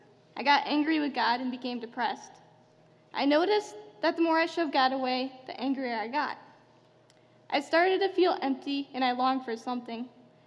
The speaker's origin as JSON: {"language": "English", "country": "Albania", "tie": "born there", "said": "I was born in Albania into a Muslim family."}